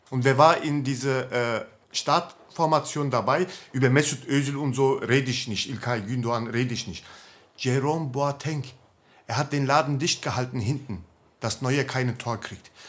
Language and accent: German; Turkey; German is a second language; wenn ich als Türke jemanden töte, dann muss ich doch meine Straße, äh, Strafe absitzen.